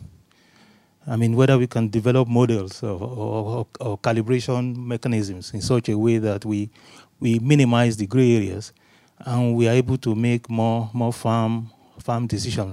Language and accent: English; Nigeria; I'm from Nigeria.